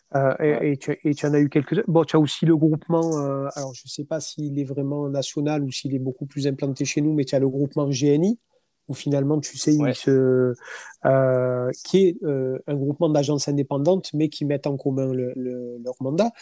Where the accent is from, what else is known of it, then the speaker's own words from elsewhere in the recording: France; je suis un Français